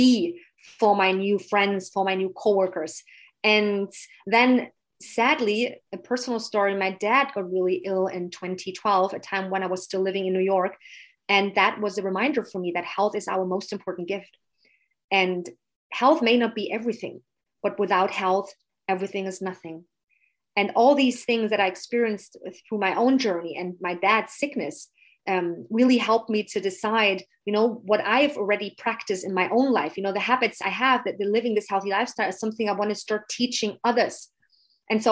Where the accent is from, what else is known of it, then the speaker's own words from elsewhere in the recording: eastern Germany, Germany; English is a second language; moved away as an adult; also born or lived in England; now in Munich, Germany; I've grown up as a little girl in the countryside, beautiful countryside of Eastern Germany